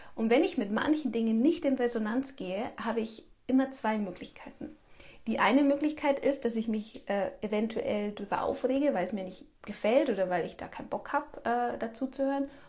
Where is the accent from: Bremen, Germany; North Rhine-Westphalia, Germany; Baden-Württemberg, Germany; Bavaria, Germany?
Bavaria, Germany; bei uns in Bayern